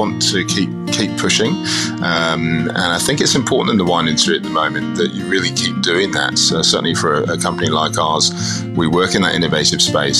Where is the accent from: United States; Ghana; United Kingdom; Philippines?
United Kingdom; England; accent: English; moved away as an adult; also born or lived in Scotland / Cyprus; now in Marlborough, New Zealand; I've lived in New Zealand for just over 20 years, but I was born in England, spent some time growing up in Scotland and a little bit in Cyprus. And so here I am 20 years later, I've still got the English accent.